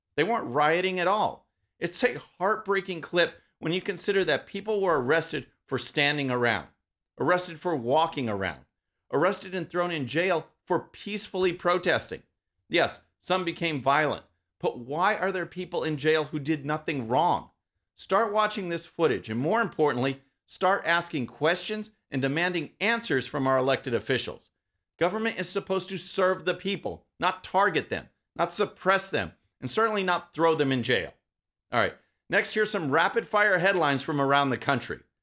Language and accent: English; Texas, United States; my home state of Texas